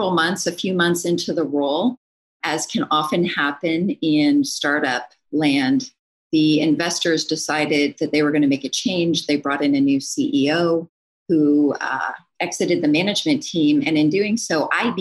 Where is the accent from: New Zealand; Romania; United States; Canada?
Canada; moved away; also born or lived in Kingston, Ontario / Waterloo, Ontario; I'm from Canada originally, went to school up there at a university called